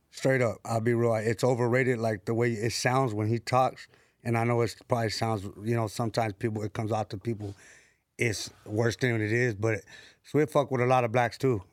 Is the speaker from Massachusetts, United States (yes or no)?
no; San Bernardino, California, United States; now in Los Angeles, United States; I'm from San Bernardino, from the west side of Deno